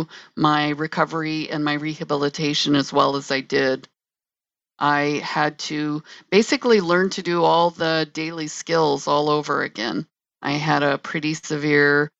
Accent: South Dakota, United States; moved away; also born or lived in Illinois; I am originally from South Dakota and I came to the state of Illinois.

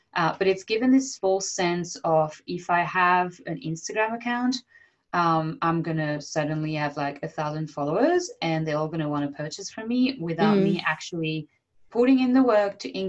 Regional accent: France; accent: French; English is a second language; I'm just embracing the Frenchness now. Yeah. For so many years, I was like, oh, but my accent.

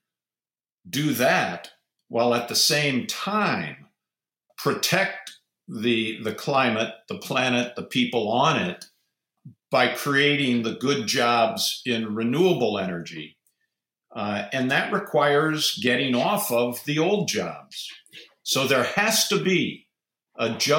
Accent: Ohio, United States; I'm from Ohio

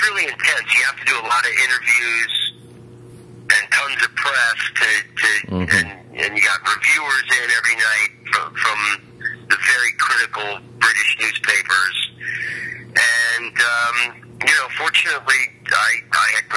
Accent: Oviedo, Florida, United States; moved away as an adult; also born or lived in San Francisco; I'm from Florida, and I grew up in Oviedo, a small town outside of Orlando

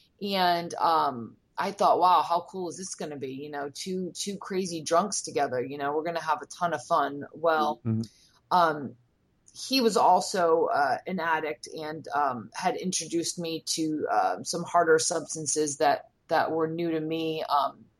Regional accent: Rhode Island, United States; moved away as an adult; also born or lived in Florida; I'm from Rhode Island

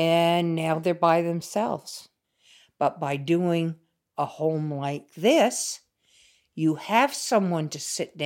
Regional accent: Vermont, United States; the way we grew up here in Vermont

